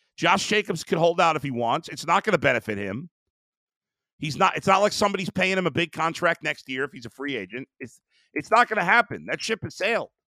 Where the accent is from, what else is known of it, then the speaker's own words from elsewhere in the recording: New York, United States; moved away as an adult; now in Cleveland, United States; I was born and raised in New York, um, lived most of my life there, but I've spent the last twelve years in Cleveland.